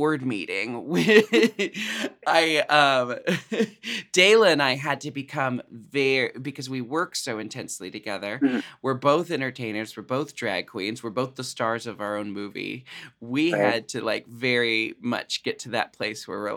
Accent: Pacific Northwest, United States; we're from the Pacific Northwest

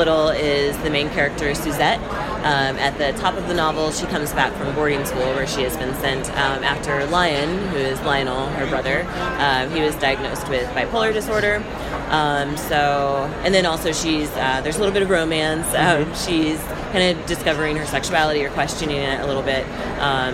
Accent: Southwest Missouri, United States; moved away as an adult; now in Los Angeles, United States; where I grew up in Southwest Missouri, and I grew up in the 80s

